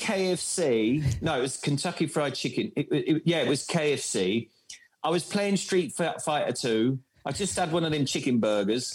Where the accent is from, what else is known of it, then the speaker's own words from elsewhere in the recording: Bournemouth, South West England, United Kingdom; accent: mixture between London and Bournemouth; moved away as an adult; also born or lived in Croydon; now in Germany; I grew up in Bournemouth